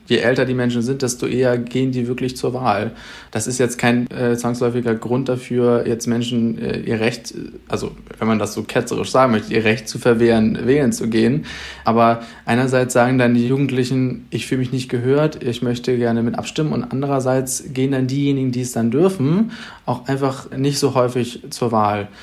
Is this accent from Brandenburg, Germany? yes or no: no; Schleswig-Holstein, Germany; bei uns in Schleswig-Holstein